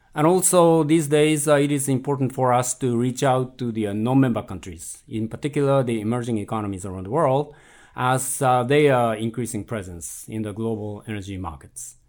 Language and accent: English; Japan; moved away; in my home country, Japan